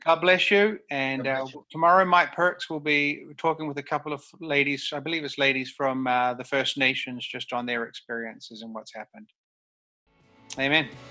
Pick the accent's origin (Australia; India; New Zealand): New Zealand; now in Vancouver, Canada; I'm from New Zealand, so I my mm-hmm. culture is actually a little bit different to suburban mm-hmm. Vancouver mm-hmm. culture